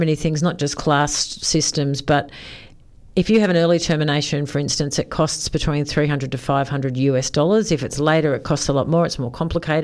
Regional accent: Sydney, New South Wales, Australia; I grew up in Sydney

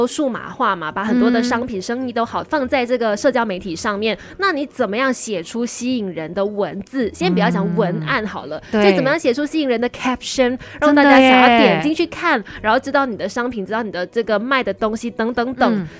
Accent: Kulai, Johor, Malaysia; born there; 出生在古来的一个小姑娘，后来去念了广电系。

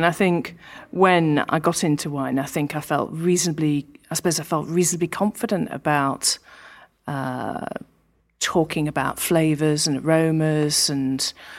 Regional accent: Yorkshire and the Humber, United Kingdom; born there; Yeah, I worked in London, but I was born in Yorkshire

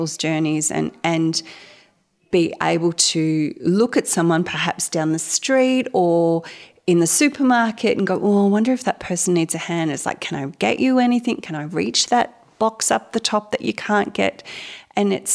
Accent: Gippsland, Victoria, Australia; I was raised in Gippsland, sort of moved away for a little while, came back

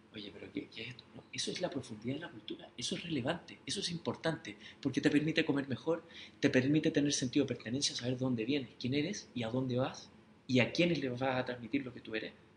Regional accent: Chile; Nosotros los chilenos

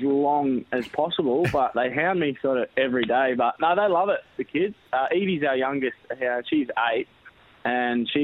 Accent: Flagstaff Hill, South Australia, Australia; also born or lived in Newport, Victoria; now in Batesford, Australia; where I grew up in Flagstaff Hill

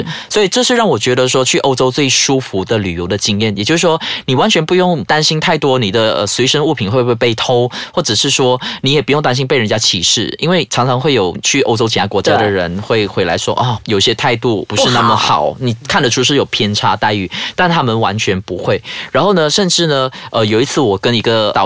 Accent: Malaysia; 不像马来西亚，我们有三大种族，但是我们就是遵照一个语区啊，两语，英语是一个 support

